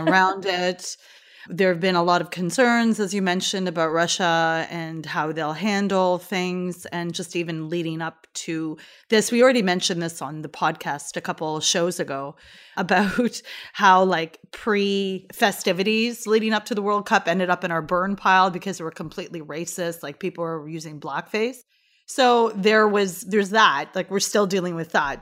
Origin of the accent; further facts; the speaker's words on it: Canada; I'm Canadian